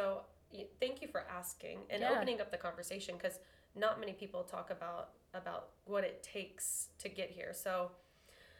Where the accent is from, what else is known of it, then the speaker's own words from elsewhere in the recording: Houston, Texas, United States; moved away as an adult; also born or lived in Arkansas / Denver / Brazos Valley; I'm from Houston. I grew up in Houston and then traveled all over for school.